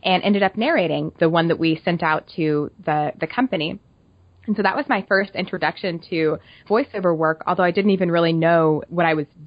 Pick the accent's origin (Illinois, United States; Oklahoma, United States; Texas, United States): Oklahoma, United States; moved away as an adult; now in Kansas City, United States; I am from Oklahoma, and after I finished school, I moved to Kansas City